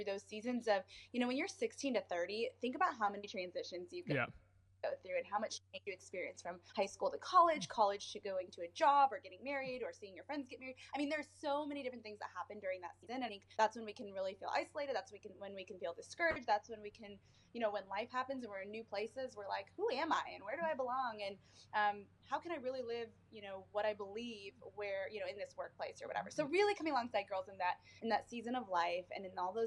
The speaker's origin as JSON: {"language": "English", "town": "South Bend", "region": "Indiana", "country": "United States", "lives_now": "Indianapolis, United States", "said": "I am originally from the north side of Indiana, actually in the same town that the University of Notre Dame is"}